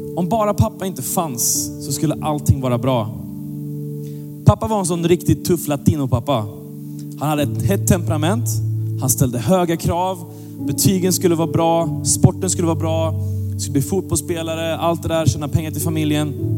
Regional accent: Gothenburg, Västra Götaland, Sweden; jag växte upp i Göteborg

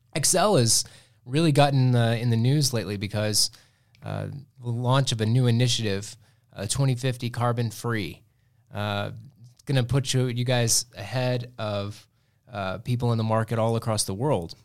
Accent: Muleshoe, Texas, United States; moved away; I grew up in Milshu, and, uh, we had Tolk Station, the big coal plant

